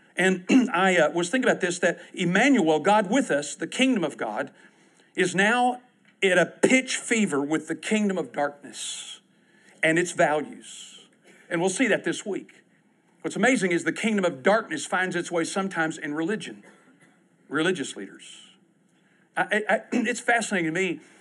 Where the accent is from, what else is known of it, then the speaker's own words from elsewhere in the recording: Texas, United States; I'm from Texas